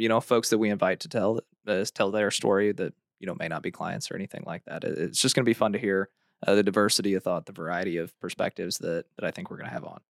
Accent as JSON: {"language": "English", "town": "Hannibal", "region": "Missouri", "country": "United States", "tie": "born or raised there", "said": "I grew up in Hannibal, Missouri"}